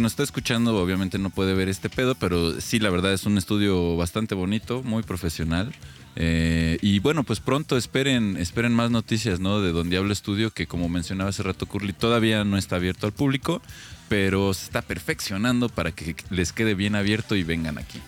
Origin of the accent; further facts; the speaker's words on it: Mexico City, Mexico; now in Querétaro, Mexico; Nosotros sí podemos hablar mal de, esa ciudad porque somos de esa